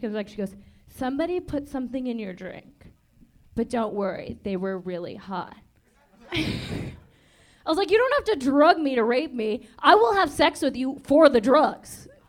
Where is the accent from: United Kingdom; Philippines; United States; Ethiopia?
United States; Sacramento, California; I'm from Sacramento.